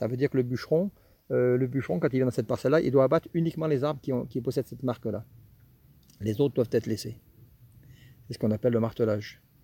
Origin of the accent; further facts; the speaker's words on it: Villard-de-Lans, Auvergne-Rhône-Alpes, France; moved away as an adult; also born or lived in Jura; now in Saint-Pierre-de-Chartreuse, France; je suis originaire du Vercors, hein, je suis de villard